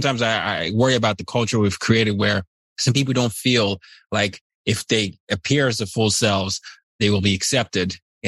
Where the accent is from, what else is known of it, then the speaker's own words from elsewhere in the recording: Nigeria; I'm from Nigeria, but I grew up in different parts of the world.